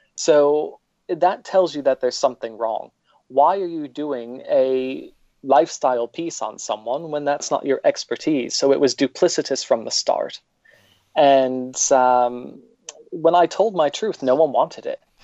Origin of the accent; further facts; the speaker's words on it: upstate New York, United States; now in United Kingdom; I was born in New York, not the city, but upstate